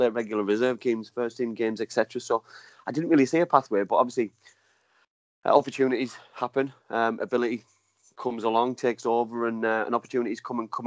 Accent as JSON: {"language": "English", "town": "Middlesbrough", "region": "North East England", "country": "United Kingdom", "tie": "born or raised there", "moved": "yes", "said": "born and bred in Middlesbrough"}